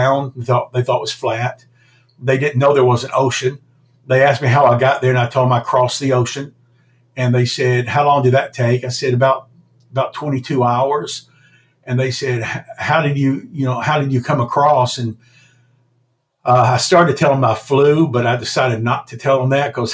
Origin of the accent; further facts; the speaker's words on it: United States; being an American entrepreneur